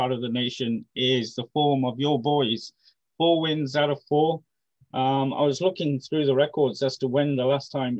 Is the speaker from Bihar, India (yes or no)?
no; Ahmedabad, Gujarat, India; my home state, Ahmedabad